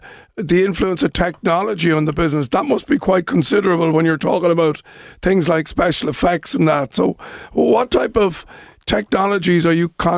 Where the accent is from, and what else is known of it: Ireland